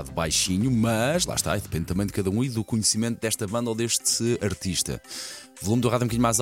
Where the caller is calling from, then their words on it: Sangalhos, Centro, Portugal; Bom dia, dia M80 … sou de Sangalhos